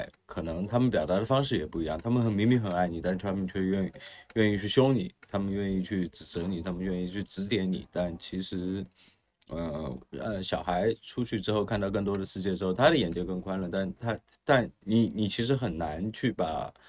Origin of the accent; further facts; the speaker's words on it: China; 土生土长的中国人，然后又是比较苦的八零后这一波人呢，